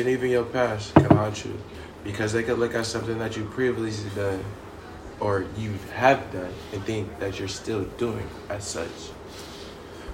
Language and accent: English; the Bay Area, California, United States; I'm from the Bay